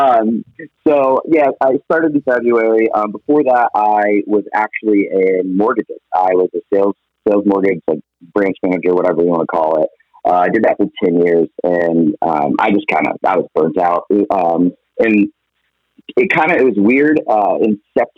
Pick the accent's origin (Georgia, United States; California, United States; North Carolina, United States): Georgia, United States; Atlanta; moved away as an adult; also born or lived in Virginia / Phoenix, Arizona; I'm originally from Atlanta, Georgia. Lived there 20